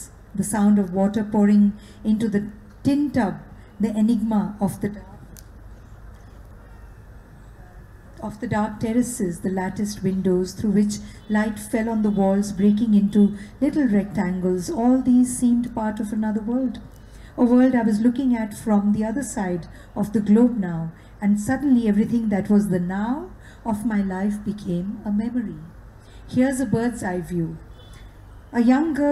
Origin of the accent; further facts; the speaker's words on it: Amritsar, Punjab, India; my hometown of Amritsar